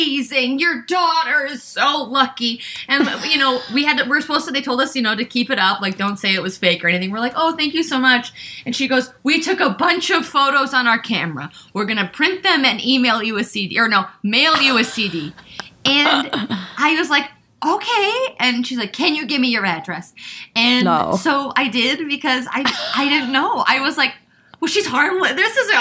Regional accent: Wisconsin, United States; moved away as an adult; also born or lived in Chicago; now in New York, United States; I'm from Wisconsin

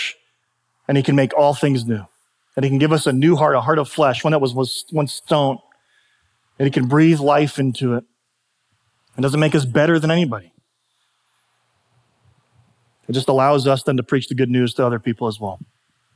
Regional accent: United States; I was sovereignly, by the grace of God, born in the United States of America

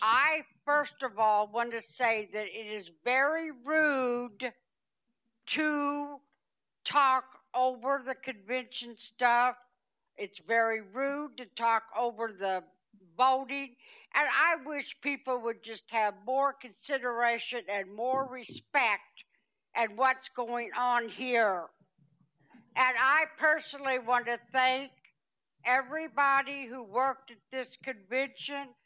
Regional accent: Madison County, Illinois, United States; I'm from Madison County

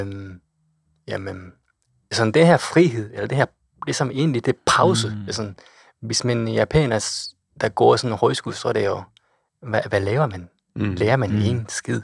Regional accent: Kochi, Japan; Danish is a second language; moved away as an adult; also born or lived in Osaka; now in Denmark; min hjemby Kochi

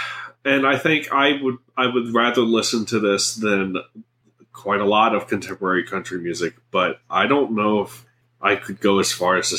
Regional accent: Southern Oregon, United States; moved away; my hometown.

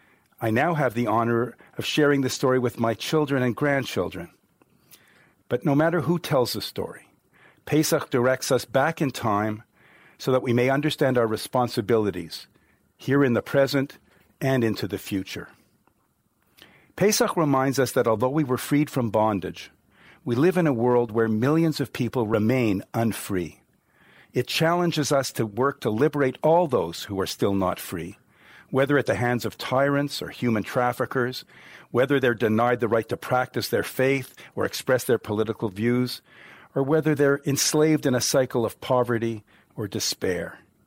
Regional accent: Canada; That's what I fervently believe as a Jew and as a Canadian.

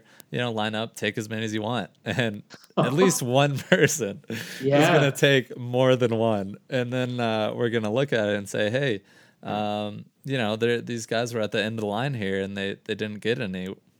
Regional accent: Florida, United States; You know, I'm from Florida. I didn't have shit for winter.

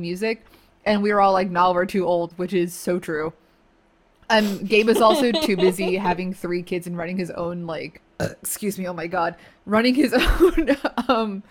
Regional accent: New Jersey, United States; I grew up in the town where … was born

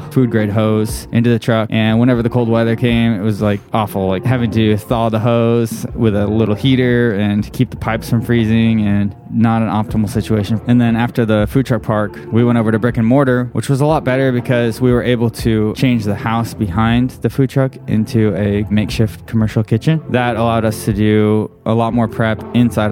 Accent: Nixa, Missouri, United States; also born or lived in California / South Korea; We grew up in Nixa, and we were born in California

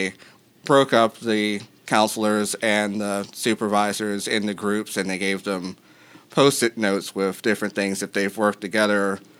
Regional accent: Hampton Roads, Virginia, United States; now in Charlottesville, United States; I grew up in Hampton Roads, and there's seven cities there.

